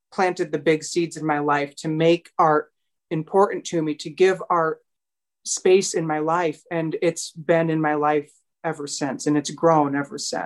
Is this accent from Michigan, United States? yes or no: yes; Owosso, Michigan, United States; my hometown, which is Owosso, Michigan